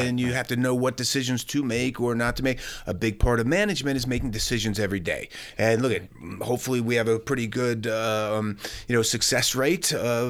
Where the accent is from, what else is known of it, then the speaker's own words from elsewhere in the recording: Pennsylvania, United States; moved away as an adult; when I moved from Pennsylvania to Los Angeles to start my career, I traveled the country living in a tent for 9 months.